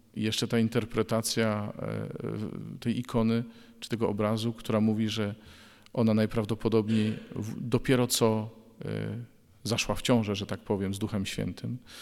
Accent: Bydgoszcz, Kuyavian-Pomeranian Voivodeship, Poland; w 1993 roku w Bydgoszczy, skąd pochodzę

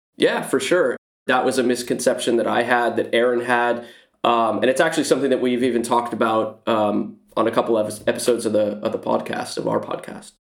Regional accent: Silicon Valley, California, United States; I live in the Silicon Valley. I've lived here my whole life, uh, born and raised

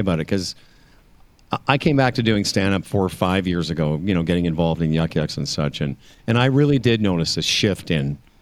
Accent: Canada; moved away as an adult; also born or lived in Los Angeles; I lived in Los Angeles and didn't do anything about being Canadian

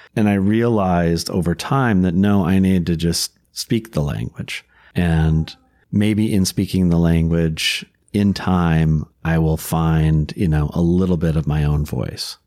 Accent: Minnesota, United States; I was born and raised in Minnesota and have lived here my whole life

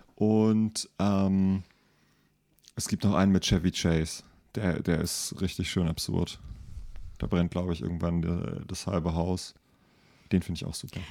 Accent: Rüsselsheim, Hesse, Germany; now in Mainz, Germany; ich bin ja in Rüsselsheim zur Schule gegangen

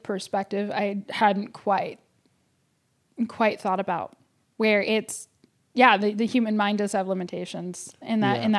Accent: Davis, California, United States; I am from Davis, but I don't, sorry, the farmer's market is a little bit bougie for me.

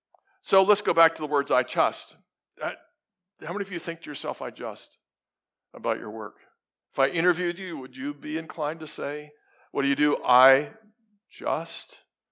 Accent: Sydney, New South Wales, Australia; In Australia, I just have to make sure, because I come from Sydney, and people are different in Sydney.

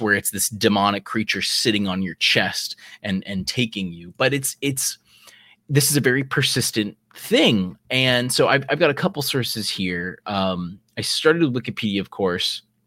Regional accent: South Carolina, United States; we're from South Carolina. That's where we are right now.

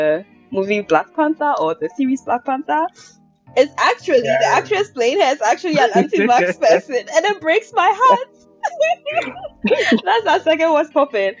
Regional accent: Ghana; moved away; I lived in Ghana for 18 years solid.

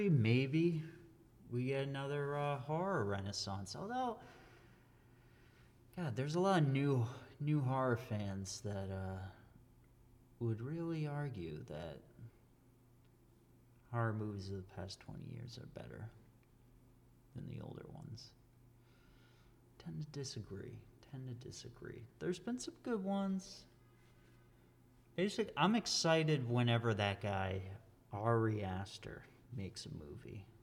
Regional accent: Massachusetts, United States; I'm from Massachusetts. I don't talk like that though. I know people who talk like that.

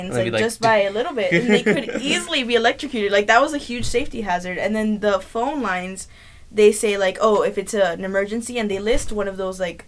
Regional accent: Kansas City, Missouri, United States; I'm from Kansas City. I lived through no hurricanes.

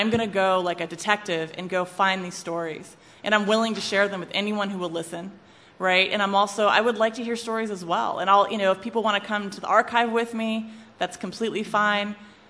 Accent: West Coast, United States; now in Charlottesville, United States; I'm from the West Coast. I went to William & Mary. I don't have deep Charlottesville ties. I did live here for a while

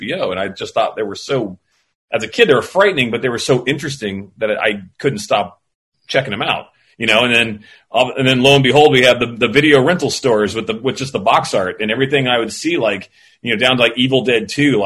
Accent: Florida, United States; I grew up in Florida

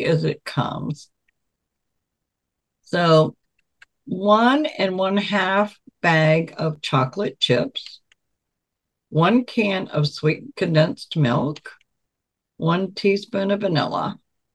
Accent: Virginia Beach, Virginia, United States; I grew up in Virginia Beach

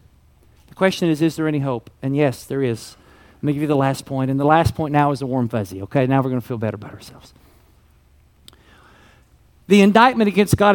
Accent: Kentucky, United States; I was raised in Kentucky and we called them crayons.

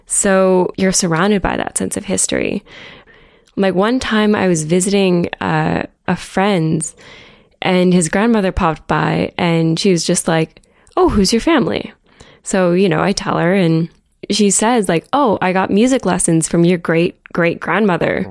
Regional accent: Chatsworth, Ontario, Canada; moved away as an adult; also born or lived in Ottawa; now in Toronto, Canada; I grew up in a tiny little town called Chatsworth. It's up in southwestern Ontario near Owen

